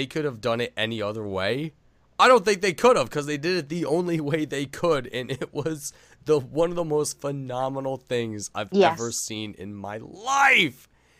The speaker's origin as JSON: {"language": "English", "region": "upstate New York", "country": "United States", "said": "I'm a New Yorker. I understand the vile scorn that courses through the veins of my Long Island brethren. Because they are a different breed down there. I'm from upstate."}